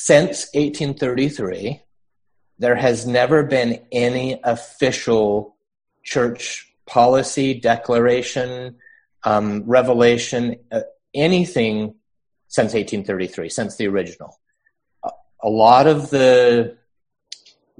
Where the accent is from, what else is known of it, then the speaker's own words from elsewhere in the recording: Utah, United States; I grew up in Utah